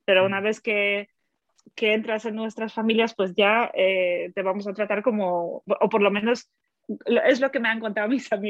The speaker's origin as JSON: {"language": "Spanish", "country": "Germany", "tie": "born or raised there", "also_born_or_lived": "Poland", "moved": "yes", "lives_now": "Spain", "said": "Y luego, efectivamente, en Alemania mm. eh, me quedé, pues, lo que es toda la, la niñez, toda la, la eh, pues, juventud y luego a los 20, no, mentira, a los 15 años me fui a Estados Unidos para estudiar un año allí y luego volví a Alemania"}